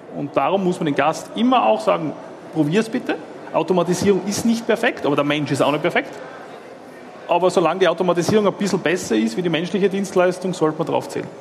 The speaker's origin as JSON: {"language": "German", "country": "Austria", "moved": "yes", "lives_now": "Switzerland", "said": "Ich bin Österreicher"}